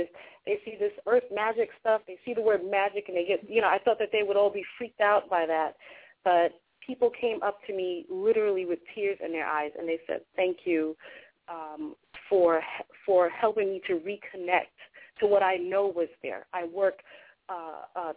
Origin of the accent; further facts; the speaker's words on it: New York City, New York, United States; also born or lived in Long Island; I was born in Hollis. And I was born in Hollis through crack era and all that craziness in Hollis. And that's where I was born. I was raised there until about the age of 10, 11. And then we moved out to Long Island